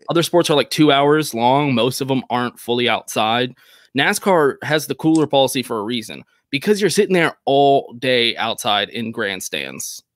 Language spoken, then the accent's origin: English; Texas, United States; as a Texan